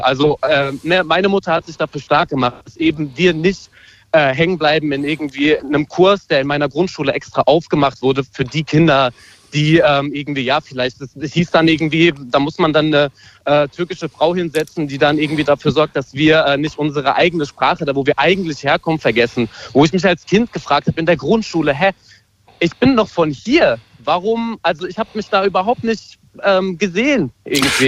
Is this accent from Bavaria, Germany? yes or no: no; Hanau, Hesse, Germany; moved away as an adult; now in Leipzig, Germany; ich bin Hanauer, ich bin geboren in Hanau, bin aufgewachsen in Hanau